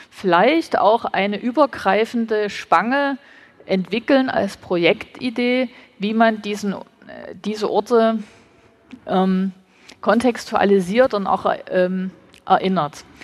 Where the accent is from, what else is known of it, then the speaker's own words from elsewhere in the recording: Dresden, Saxony, Germany; Ich bin gebürtige Dresdnerin. Als ich Kind war, war dieser Ort hier eine Wiese mit einem Ruin, also mit einem Steinhaufen als Mahnmal.